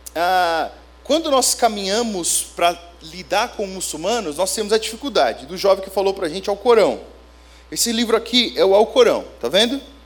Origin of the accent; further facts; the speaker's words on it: São Bernardo do Campo, São Paulo, Brazil; moved away as an adult; also born or lived in Minas Gerais / Bolivia; Eu sou de São Bernardo do Campo